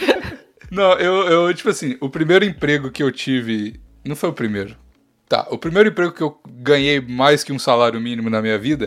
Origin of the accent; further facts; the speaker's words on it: interior of Minas Gerais, Brazil; Eu sou quase goiano. Eu sou, eu sou de, eu, o interior de Minas